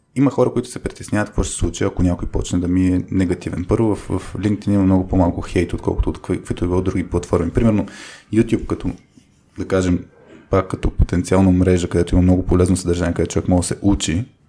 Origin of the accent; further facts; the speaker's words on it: Bulgaria; Живяли сме в България, нали, родени сме в България